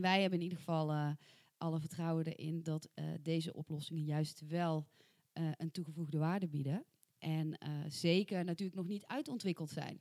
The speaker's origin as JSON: {"language": "Dutch", "area": "soft G", "region": "southern Netherlands", "country": "Netherlands", "accent": "soft G", "said": "met mijn zachte G"}